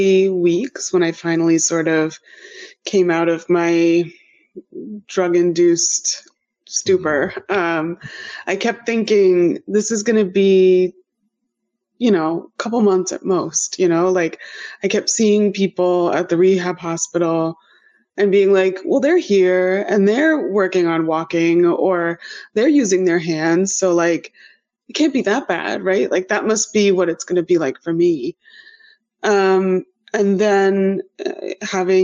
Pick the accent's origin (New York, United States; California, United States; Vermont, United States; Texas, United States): New York, United States; Adirondacks, upstate; moved away as an adult; also born or lived in Philadelphia; now in Cambridge, United States; I'm originally from the Adirondacks, way up in upstate New York